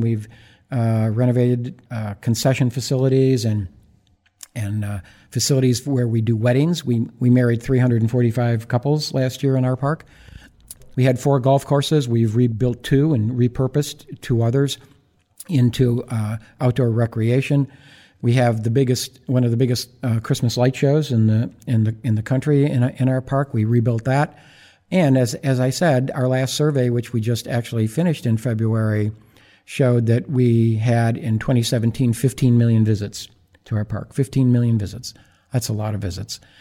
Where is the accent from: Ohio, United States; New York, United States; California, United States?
New York, United States; Buffalo; moved away as an adult; also born or lived in Iowa / Baltimore; now in New Orleans, United States; my hometown of Buffalo, New York